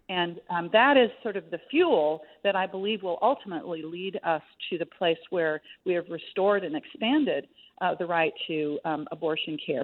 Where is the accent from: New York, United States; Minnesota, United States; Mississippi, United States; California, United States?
Minnesota, United States; my home state of Minnesota